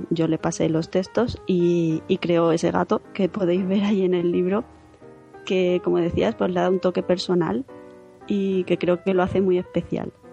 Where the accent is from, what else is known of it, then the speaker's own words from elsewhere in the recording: Zaragoza, Aragon, Spain; Estamos eso, preparando presentaciones también en Granada, en Albacete, en mi tierra, en Zaragoza.